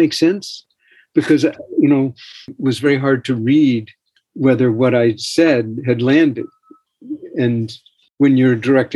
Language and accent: English; New York City, New York, United States; I was born in Manhattan. I was born on the Upper East Side